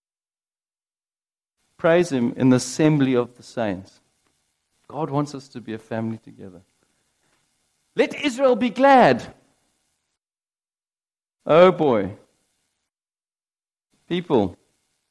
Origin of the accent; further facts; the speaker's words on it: United Kingdom; I'm British